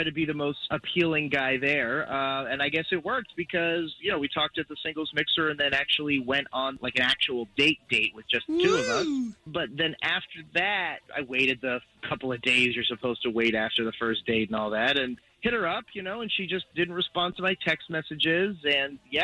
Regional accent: Altamonte Springs, Florida, United States; I'm from Altamont Springs.

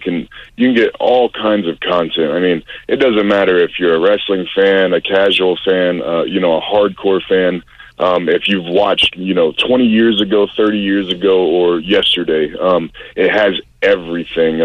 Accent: Pensacola, Florida, United States; growing up in Pensacola, Florida

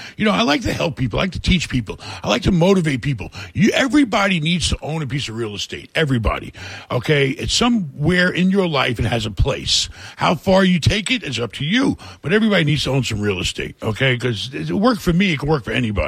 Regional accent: New York City, New York, United States; moved away as an adult; also born or lived in Rockaway / Queens / Brooklyn / Hell's Kitchen, Manhattan; I grew up in New York, really bad neighborhoods. You know, I grew up in a really lousy town of uh, Rockaway in a bad part.

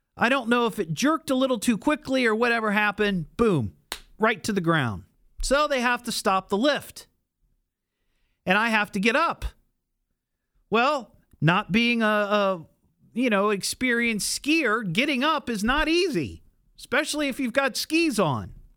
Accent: Beavercreek, Ohio, United States; I grew up in Beaver Creek

